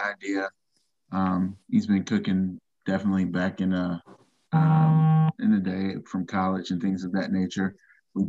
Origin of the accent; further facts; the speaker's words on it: Fayetteville, North Carolina, United States; also born or lived in Newark, New Jersey; Originally, I'm from Newark, New Jersey, New Jerusalem. In the house, so yeah, and then we moved down to Fayetteville, North Carolina. So that's where I was raised